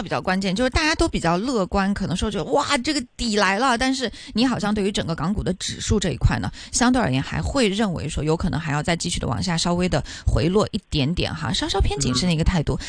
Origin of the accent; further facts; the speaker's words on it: China; now in Hong Kong; 因为我是从内地来到香港的嘛